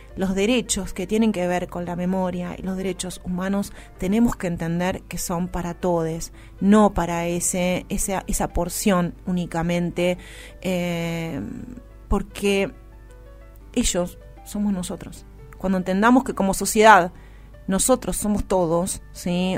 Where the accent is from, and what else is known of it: Argentina